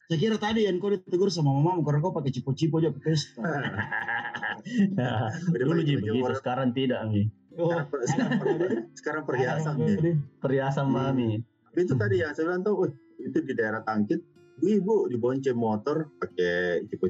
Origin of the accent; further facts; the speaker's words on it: Makassar, South Sulawesi, Indonesia; dia kata apa tahu saya juga dari